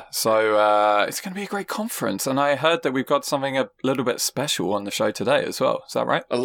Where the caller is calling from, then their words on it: Chattanooga, Tennessee, United States; This is Chattanooga, Tennessee. I'm looking over the, the mighty Tennessee River.